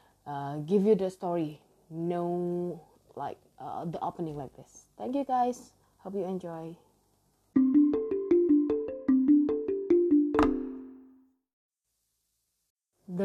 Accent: Indonesia; English is a second language; I am from Indonesia and English actually is not my first language

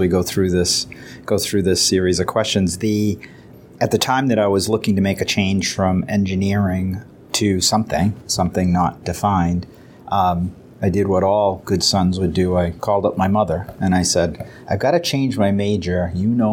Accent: Dover, New Hampshire, United States; I grew up in Dover, New Hampshire.

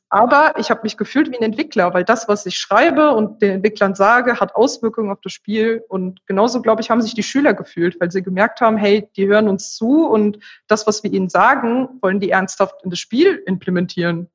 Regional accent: Remscheid, North Rhine-Westphalia, Germany; weil ich ursprünglich aus Remscheid komme. Das ist meine Heimatstadt

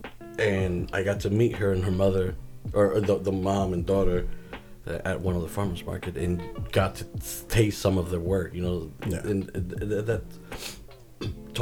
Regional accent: Bridgeport, Connecticut, United States; I was from Bridgeport

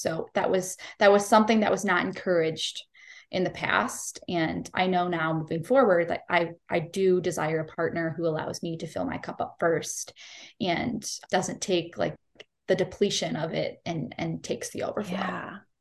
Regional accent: Cleveland, Ohio, United States; I am born and raised in Cleveland, Ohio

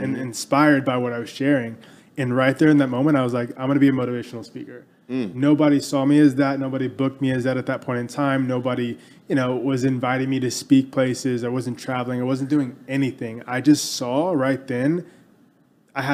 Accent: Texas, United States; growing up in Texas, like every kid here

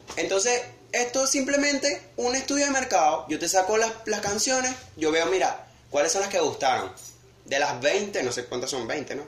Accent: Venezuela; uno como venezolano al fin

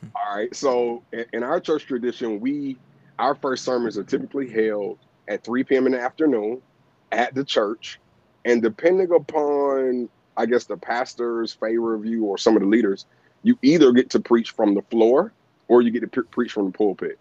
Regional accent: Atlanta, Georgia, United States; I'm born and raised here in Atlanta

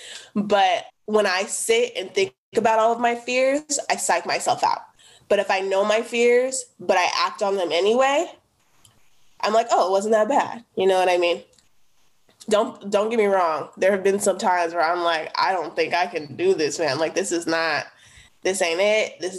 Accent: the Northeast, Oregon, United States; where I grew up in the Northeast

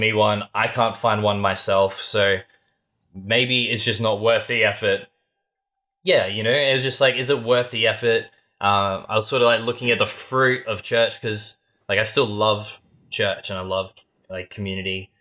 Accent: Australia; we're Australian

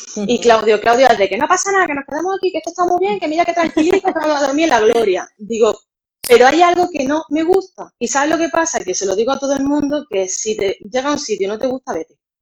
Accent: Granada, Andalusia, Spain; moved away as an adult; now in Málaga, Spain; nosotros somos, vivimos en Málaga, pero somos granaínos.

